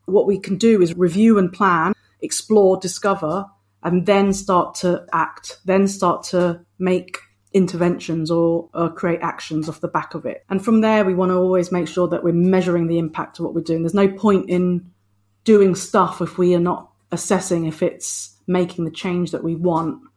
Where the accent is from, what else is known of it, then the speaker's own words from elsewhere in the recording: United Kingdom; I'm a British born Filipino